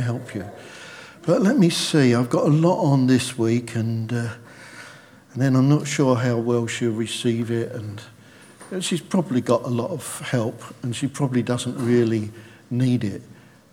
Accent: United Kingdom; We're British

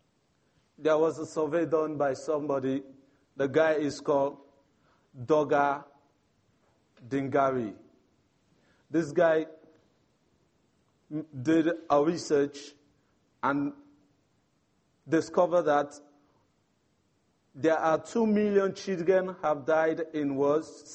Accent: Sierra Leone; moved away; I'm from Sierra Leone, one of the Africa youth

